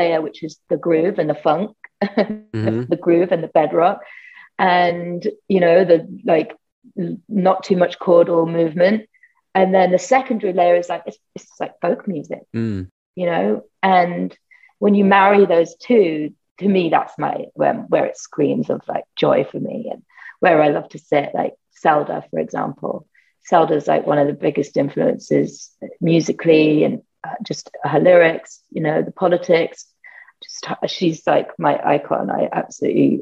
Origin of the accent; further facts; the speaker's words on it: United Kingdom; accent: British; also born or lived in France / Spain; now in Brooklyn, United States; I have a British accent